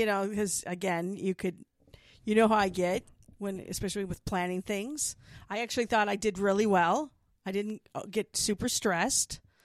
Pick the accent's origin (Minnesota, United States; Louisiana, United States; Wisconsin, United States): Wisconsin, United States; Milwaukee; now in Tucson, United States; my hometown